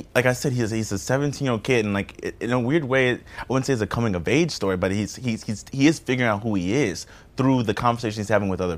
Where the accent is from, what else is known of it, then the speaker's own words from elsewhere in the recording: New Orleans, Louisiana, United States; moved away; growing up in the South, I grew up in New Orleans